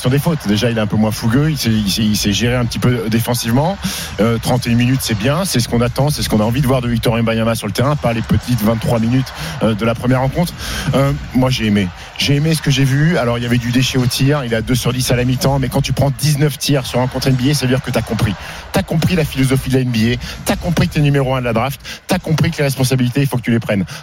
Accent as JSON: {"language": "French", "country": "France", "said": "Mais nous, on aime ça parce qu'on"}